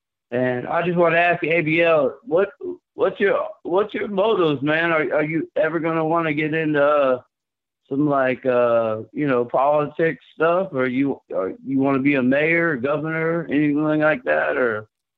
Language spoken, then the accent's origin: English; Miami Gardens, Florida, United States; I'm a white boy. I'm from Miami, Carroll City, man.